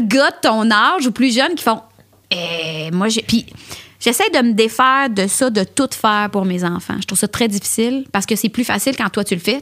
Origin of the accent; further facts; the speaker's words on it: L'Assomption, Quebec, Canada; also born or lived in Montreal; je viens de l'Assomption, c'était à 30-35 minutes